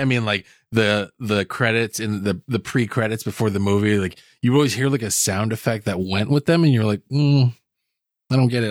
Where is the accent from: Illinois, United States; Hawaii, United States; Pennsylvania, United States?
Hawaii, United States; I grew up in Hawaii